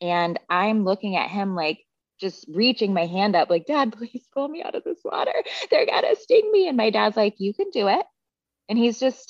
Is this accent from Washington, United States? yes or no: yes; Seattle, Washington, United States; I grew up in Seattle